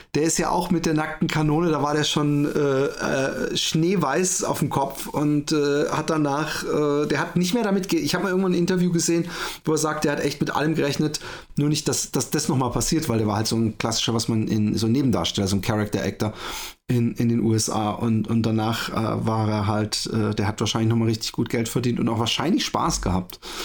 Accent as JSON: {"language": "German", "town": "Waldbronn", "region": "Baden-Württemberg", "country": "Germany", "tie": "born or raised there", "said": "Ich bin ja in Waldbronn äh, aufgewachsen, das ist so ein bisschen äh, bei Karlsruhe da um die Ecke."}